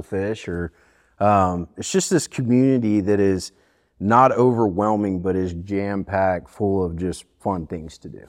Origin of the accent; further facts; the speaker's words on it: Fairhope, Alabama, United States; moved away as an adult; also born or lived in Johnson City, Tennessee; now in Bristol, United States; I grew up in a small town in southern Alabama named Fairhope